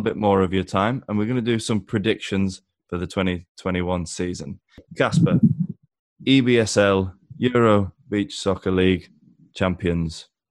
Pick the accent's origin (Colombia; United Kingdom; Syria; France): United Kingdom; England; as an Englishman